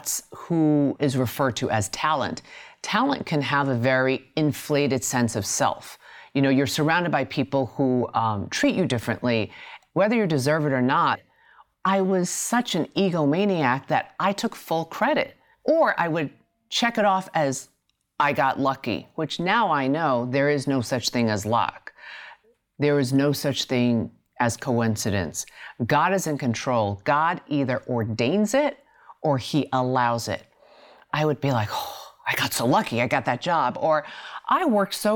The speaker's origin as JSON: {"language": "English", "town": "New York City", "region": "New York", "country": "United States", "tie": "born or raised there", "said": "I grew up in Queens, New York, the youngest of three girls."}